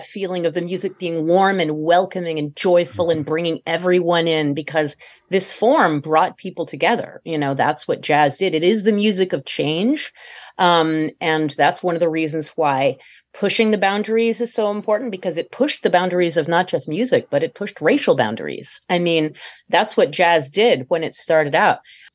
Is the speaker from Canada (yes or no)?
no; France; moved away; I'm not American originally. I was born in France.